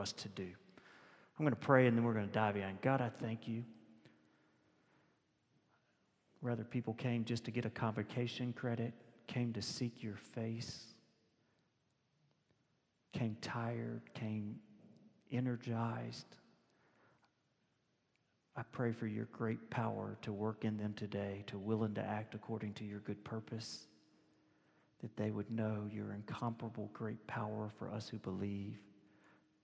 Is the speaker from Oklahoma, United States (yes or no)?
no; Louisiana, United States; we're both from Louisiana